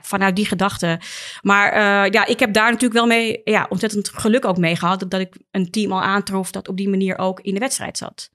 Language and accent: Dutch; Amsterdam, North Holland, Netherlands; als geboren en getogen Amsterdammer